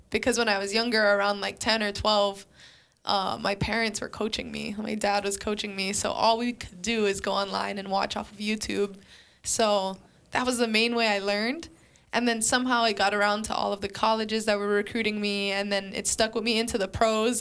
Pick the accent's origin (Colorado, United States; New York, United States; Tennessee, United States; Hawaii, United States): Hawaii, United States; Waianae; moved away as an adult; also born or lived in Fresno, California; I'm from Waianae